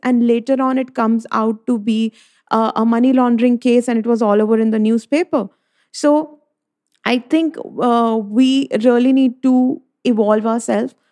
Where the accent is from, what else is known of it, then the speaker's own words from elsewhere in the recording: Delhi, India; I'm from Delhi, uh, from a Punjabi family